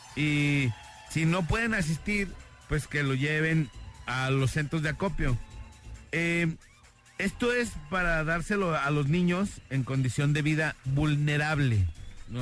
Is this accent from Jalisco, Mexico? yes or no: yes; Guadalajara, Jalisco, Mexico; todos somos jaliscienses, tapatíos